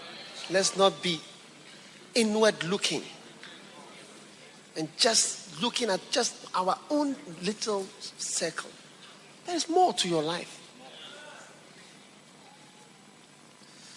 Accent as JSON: {"language": "English", "town": "Accra", "region": "Greater Accra", "country": "Ghana", "tie": "born or raised there", "said": "My hometown is Jamestown, British Accra."}